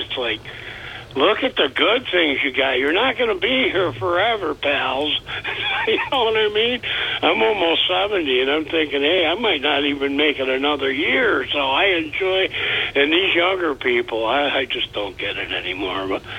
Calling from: Vestal, New York, United States

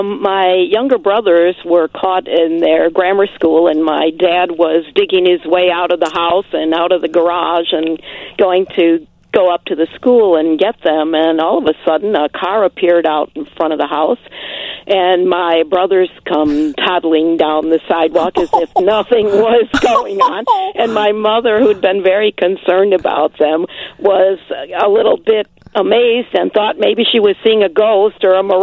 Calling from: Tinley Park, Illinois, United States; Hi, this is …. I'm in Tinley Park.

